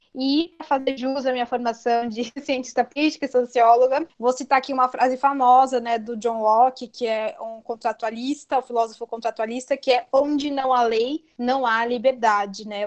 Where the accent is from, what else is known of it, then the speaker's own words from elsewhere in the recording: São Paulo, Brazil; Eu sou aqui da Vila Mazei, é um bairro que fica no extremo norte de São Paulo, perto do Tucuruvi.